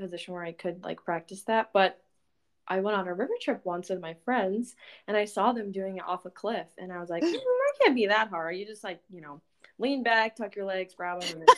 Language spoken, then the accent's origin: English; Houston, Texas, United States; moved away as an adult; now in Minnesota, United States; I'm from Texas, from Houston, Texas, but I have been living in Minnesota for the past 5 years because I moved up here for college.